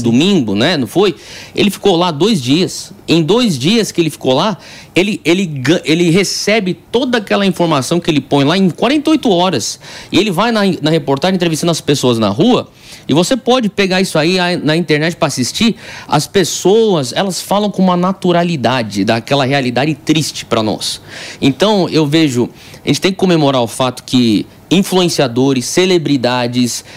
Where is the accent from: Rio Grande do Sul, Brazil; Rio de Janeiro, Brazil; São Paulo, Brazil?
São Paulo, Brazil; eu sou nascido e criado aqui em São Paulo.